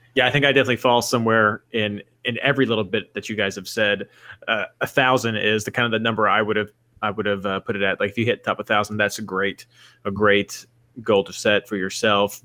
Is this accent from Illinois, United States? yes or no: no; Kentucky, United States; I'm from Kentucky